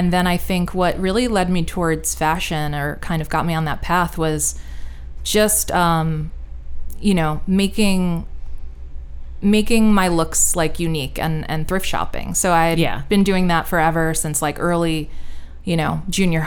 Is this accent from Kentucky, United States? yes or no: no; Westchester, New York, United States; I'm from Westchester, New York, which is, you know, suburbs north of New York City. So growing up, New York was my city